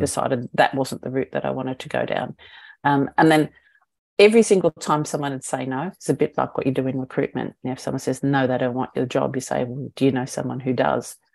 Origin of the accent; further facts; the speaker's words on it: Australia; moved away as an adult; also born or lived in New Zealand / United Kingdom / Hong Kong; I'm Australian